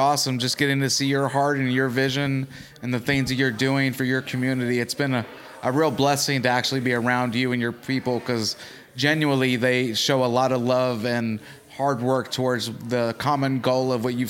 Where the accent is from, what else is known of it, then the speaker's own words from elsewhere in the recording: Chicago, Illinois, United States; now in Arkansas, United States; Okay, so I'm originally from Chicago, but I moved to Arkansas because we lived in Chicago proper, and there was a lot of gangs inside there, so we kept getting robbed.